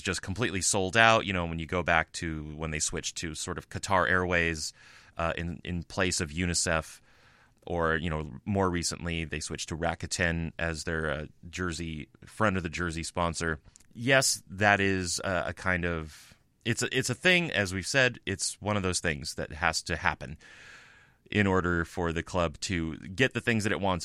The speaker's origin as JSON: {"language": "English", "country": "United States", "said": "I'm American"}